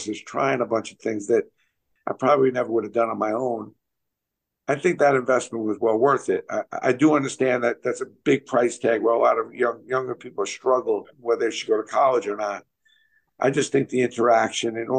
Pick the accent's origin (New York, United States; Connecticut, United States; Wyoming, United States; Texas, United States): New York, United States; New York City; I grew up in Brooklyn.